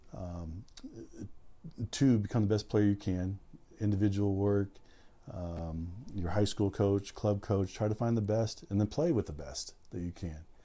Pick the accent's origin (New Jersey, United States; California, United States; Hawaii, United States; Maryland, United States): California, United States; Southern; moved away as an adult; also born or lived in Central Valley, California; now in San Francisco Bay Area, United States; growing up in Southern California